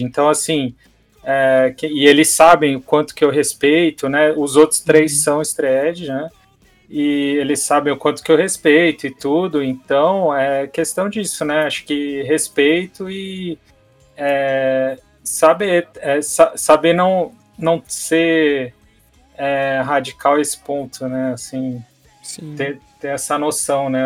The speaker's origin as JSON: {"language": "Portuguese", "town": "Santos", "region": "São Paulo", "country": "Brazil", "tie": "born or raised there", "said": "eu sou de Santos"}